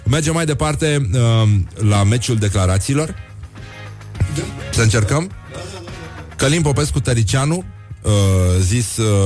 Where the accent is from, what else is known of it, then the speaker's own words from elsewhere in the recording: Gura Teghii, Buzău County, Romania; sunt din Gura Teghi